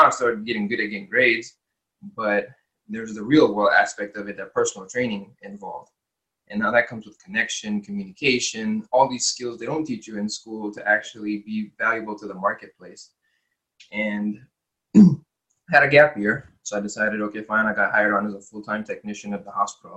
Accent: United States; when I was younger, growing up in America

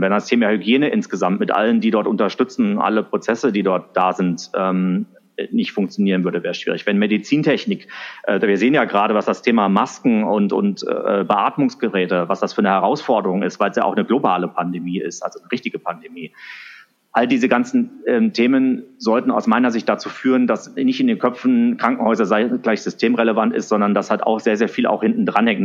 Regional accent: Wiesbaden, Hesse, Germany; also born or lived in Sindelfingen; now in Frankfurt, Germany; Also geboren und aufgewachsen bin ich in, in Wiesbaden, äh, die Hauptstadt von Hessen

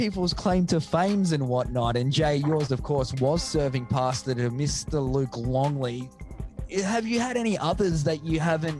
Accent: Minyip, Victoria, Australia; back my hometown of Minyip.

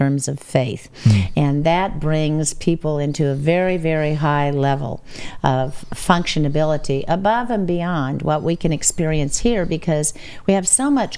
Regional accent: United States; I'm American

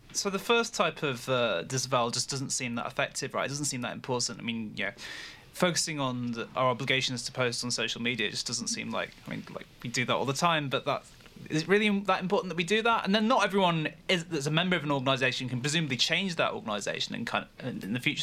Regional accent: United Kingdom; I'm a British citizen

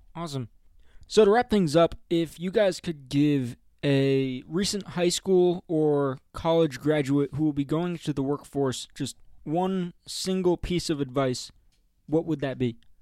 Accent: Oradell, New Jersey, United States; moved away as an adult; also born or lived in Ohio; now in Denver, United States; we're all from northern New Jersey, from a town called Oradell.

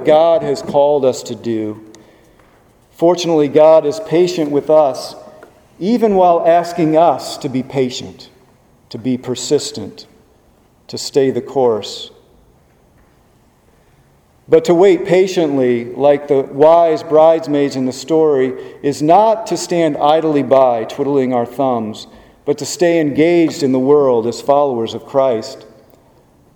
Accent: Webster Groves, Missouri, United States; moved away as an adult; now in Richmond, United States; Mark and I grew up in Webster Groves, which is just a few miles from Ferguson

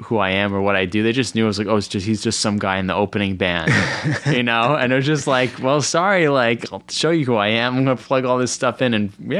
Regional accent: Cresskill, New Jersey, United States; I'm from Creskill.

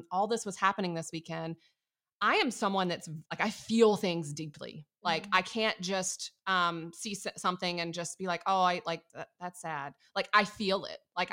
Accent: Atlanta, Georgia, United States; I'm from Atlanta

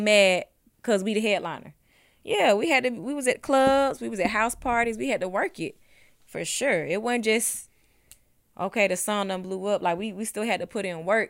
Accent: Ellenwood, Georgia, United States; I was from Ellenwood

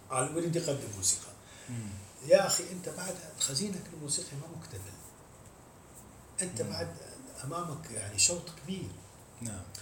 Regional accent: Mosul, Nineveh, Iraq; من الموصل

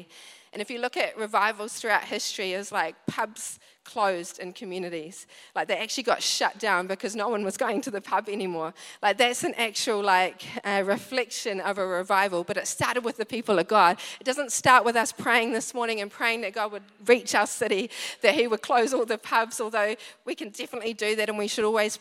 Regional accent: Wellington, New Zealand; moved away; I come from Wellington

